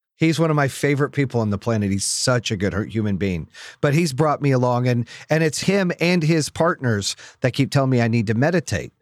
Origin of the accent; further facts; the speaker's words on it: Phoenix, Arizona, United States; growing up in Phoenix